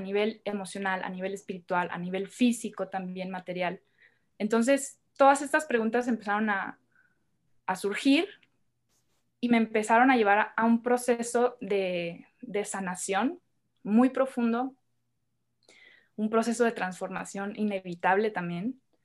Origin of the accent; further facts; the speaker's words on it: Hermosillo, Sonora, Mexico; moved away as an adult; now in Mexico City, Mexico; Yo soy de, de Hermosillo, Sonora. Yo vengo de allá del norte de México